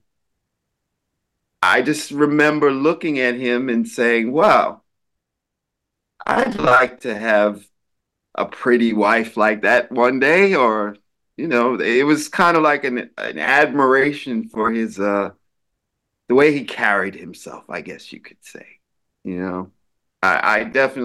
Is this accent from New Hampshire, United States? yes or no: no; New York, United States; I'm a New Yorker